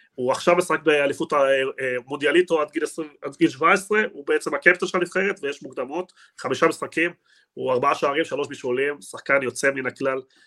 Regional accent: Argentina; אני בתור ארגנטינאי

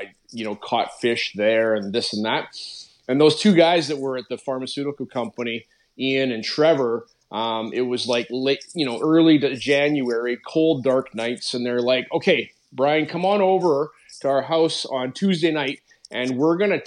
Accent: Calgary, Alberta, Canada; moved away as an adult; now in Abbotsford, Canada; I grew up in Calgary, Alberta

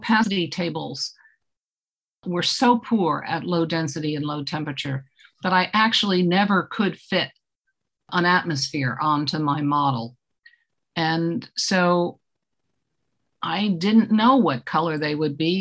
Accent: Eastchester, New York, United States; I grew up in Eastchester, New York, which is a commute town outside of New York City

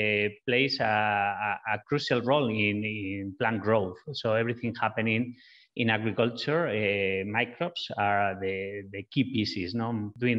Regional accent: northwest Spain, Spain; moved away; We are originally from Spain, the two founders of Biome Makers. And we're from the same city in the northwest of Spain

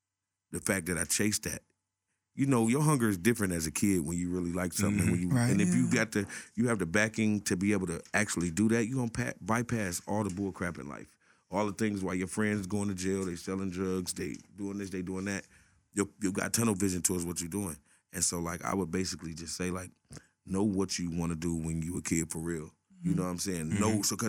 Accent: Detroit, Michigan, United States; I grew up in Detroit.

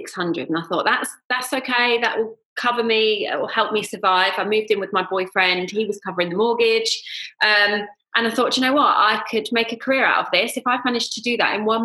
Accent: Surrey, South East England, United Kingdom; moved away as an adult; now in London, United Kingdom; So I grew up in Surrey, lived in Surrey

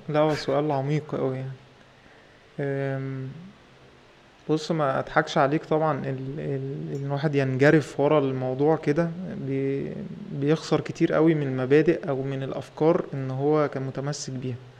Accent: Egypt

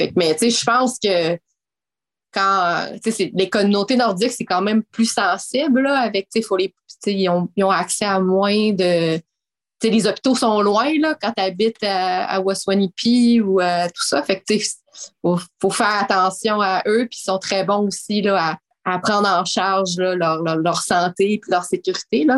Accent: Quebec City, Quebec, Canada; moi, j'ai grandi à Québec

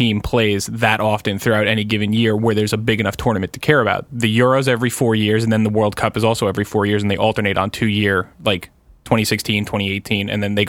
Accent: United States; When I root for the US, it's, I'm American and it's a bit reluctant

